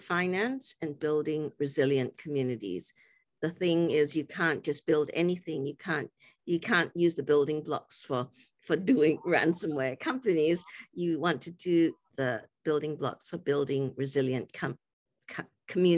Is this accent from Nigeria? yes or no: no; Singapore; I grew up in Singapore